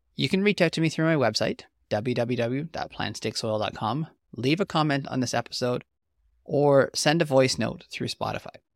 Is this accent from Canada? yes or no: yes; the Prairies, Canada; I'm an agronomist from the Western Canadian prairies